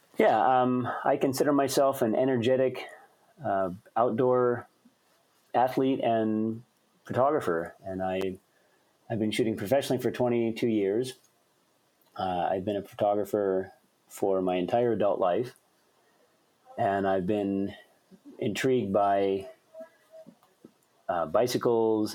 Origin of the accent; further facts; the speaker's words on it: Colorado, United States; also born or lived in Boston, Massachusetts; now in Anchorage, United States; Colorado. And that was actually my home state. I was born there.